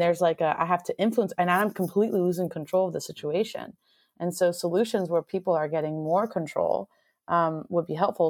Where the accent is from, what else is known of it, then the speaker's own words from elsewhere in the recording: Miami, Florida, United States; moved away as an adult; also born or lived in Southern California; now in Seattle, United States; I'm from Miami, Florida originally, um, Cuban American